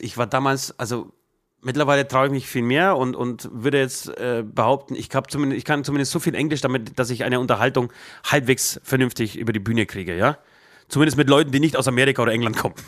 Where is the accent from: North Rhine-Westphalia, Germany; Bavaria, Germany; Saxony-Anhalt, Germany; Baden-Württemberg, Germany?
Bavaria, Germany; Trockau; ich bin ja in Trockau groß geworden